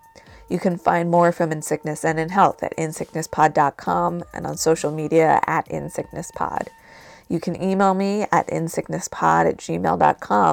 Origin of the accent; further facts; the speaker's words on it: New Jersey, United States; my home state of New Jersey